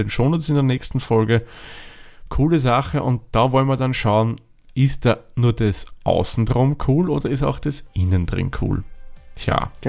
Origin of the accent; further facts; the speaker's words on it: Austria; hat also ein bisschen den Ruf, dass, naja, billig Bier ist, bei uns in Österreich zumindest.